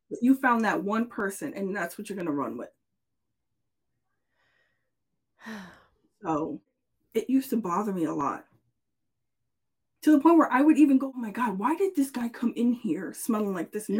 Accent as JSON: {"language": "English", "region": "New York", "country": "United States", "said": "I'm from New York."}